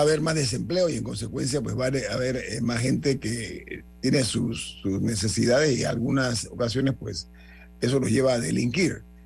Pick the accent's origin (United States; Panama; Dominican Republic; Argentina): Panama; mi orgullo como panameño